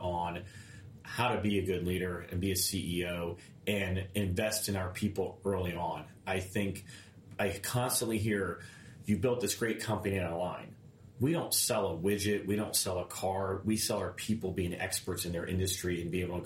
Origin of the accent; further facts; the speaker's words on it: Clearwater, Florida, United States; now in Tampa, United States; I grew up in Clearwater. Coming back here